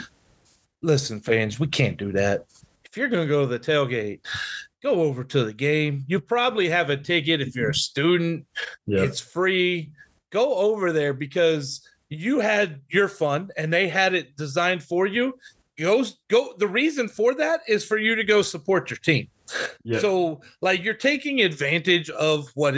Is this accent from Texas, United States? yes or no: yes; small Texas towns, United States; There were 1,300 people in my hometown